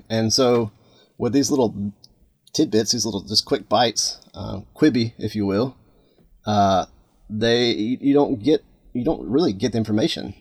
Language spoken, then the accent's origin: English; Atlanta, Georgia, United States; now in Florida, United States; I grew up in Atlanta